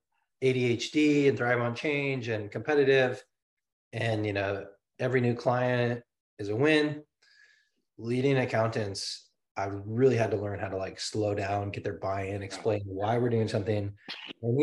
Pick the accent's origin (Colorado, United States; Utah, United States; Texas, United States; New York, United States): Colorado, United States; moved away; I'm from Colorado